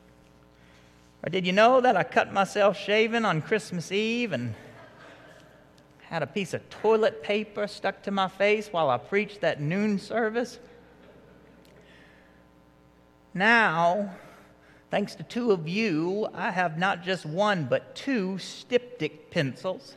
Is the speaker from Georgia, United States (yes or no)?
yes; Marietta, Georgia, United States; growing up in Marietta and going to some of the youth groups around here